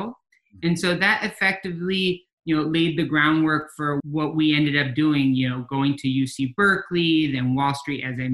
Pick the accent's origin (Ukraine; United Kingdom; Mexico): Mexico; moved away as an adult; now in United States; we grew up in Mexico from 12 to 20 years old, something that I think does reflect in the cultural and nuance of how Camino Financial does work today with our members. Uh, we came back to the US in re pursuit of that American dream.